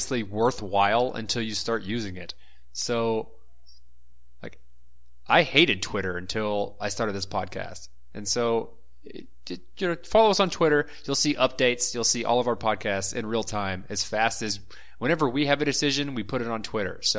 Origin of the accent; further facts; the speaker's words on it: Texas, United States; now in Brazil; We're all from Texas